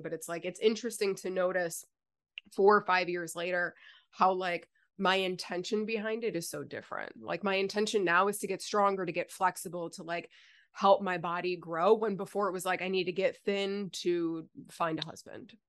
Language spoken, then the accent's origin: English; Buffalo, New York, United States; moved away as an adult; also born or lived in Virginia; now in South Carolina, United States; We moved from Buffalo to Virginia for a year